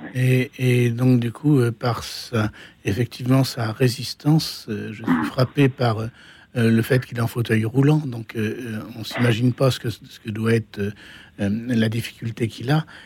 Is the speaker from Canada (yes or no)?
no; Normandy, France; Je suis normand, je suis normand donc.